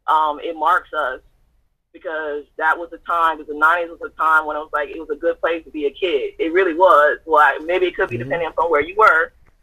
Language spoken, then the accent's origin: English; Southern United States, United States; I know a lot about Christianity because I grew up in the Bible Belt South.